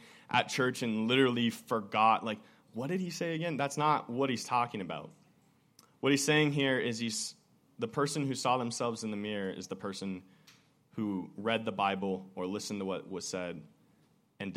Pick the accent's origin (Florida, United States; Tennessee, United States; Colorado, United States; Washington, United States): Washington, United States; Woodinville; growing up in Imprint Church back in Woodinville